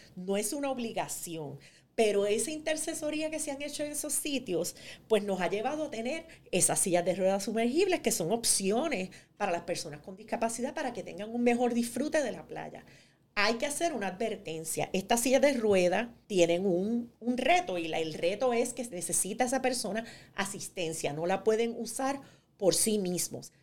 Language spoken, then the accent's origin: Spanish; New Jersey, United States; en Nueva Jersey, de donde yo vengo